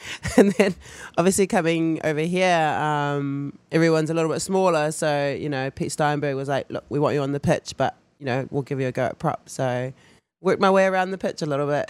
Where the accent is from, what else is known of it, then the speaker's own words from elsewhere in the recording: New Zealand; moved away; growing up in New Zealand culture, rugby as well